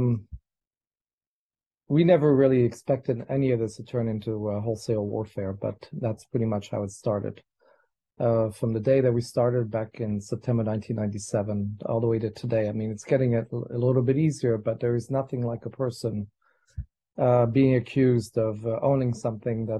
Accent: France; I grew up in France

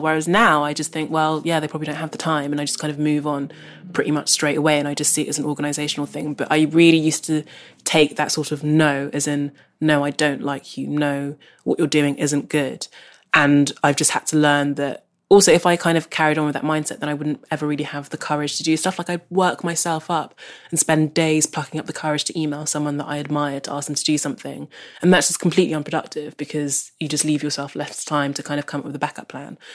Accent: London, United Kingdom; I grew up in South London, which is where I still live

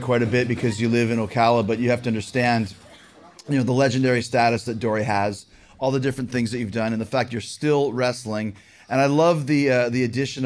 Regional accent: Canada; I'm from Canada

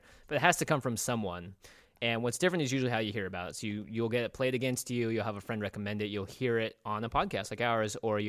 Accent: Seattle, Washington, United States; we grew up in Seattle, too.

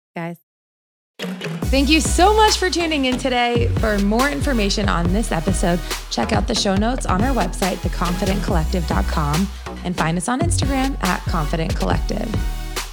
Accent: New Jersey, United States; moved away as an adult; now in Los Angeles, United States; New Jersey was because I felt like since that's where I grew up

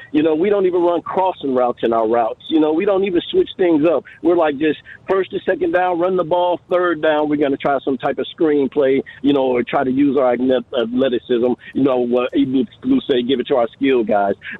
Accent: Kansas City, United States; Kansas City. I'm from Kansas City.

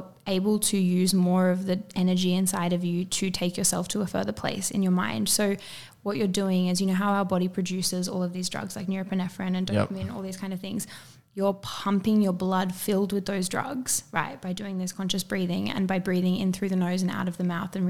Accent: Byron Bay, New South Wales, Australia; I grew up in Byron

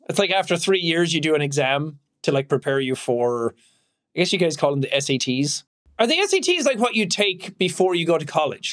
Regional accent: Ireland; I'm Irish. I don't say ATH words properly

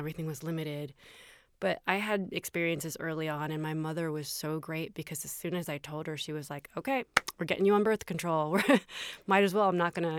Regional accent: the South, United States; I grew up in the South. I grew up, I'm a recovering Catholic.

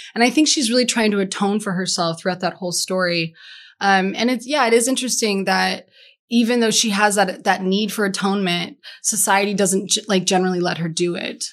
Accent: Denver, Colorado, United States; moved away; also born or lived in San Diego / Key West; I'm from Denver and I know every street corner

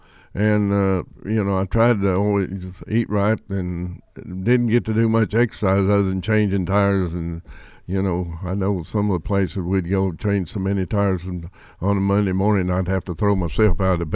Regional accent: Denver, North Carolina, United States

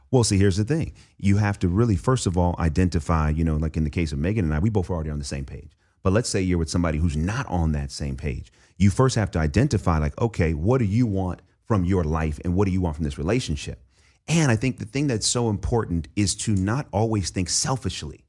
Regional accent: Oakland, California, United States; the church that I grew up in in East Oakland

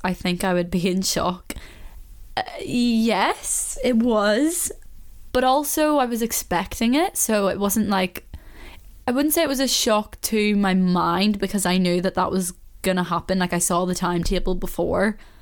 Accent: Belfast, Northern Ireland, United Kingdom; I can understand why someone wouldn't understand me when I'm speaking to someone else from Belfast because you know yourself, like, you do go a bit more into your accent.

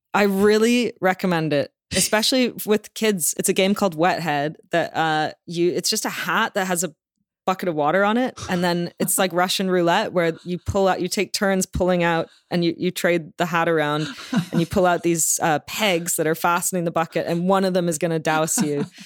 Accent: Toronto, Ontario, Canada; also born or lived in London, United Kingdom; now in Los Angeles, United States; I grew up in Toronto

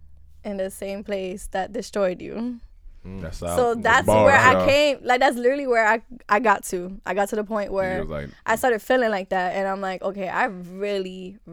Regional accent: North Bergen, New Jersey, United States; now in Los Angeles, United States; North Bergen, New Jersey.

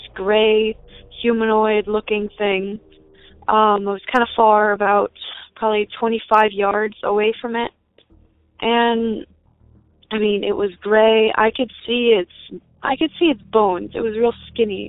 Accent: Bethel, Ohio, United States; I'm from rural Cincinnati, Ohio, just outside of Bethel

